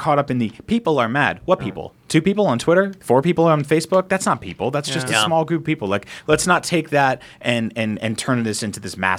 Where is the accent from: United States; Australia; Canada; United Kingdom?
United States; San Francisco, California; I'm from San Francisco.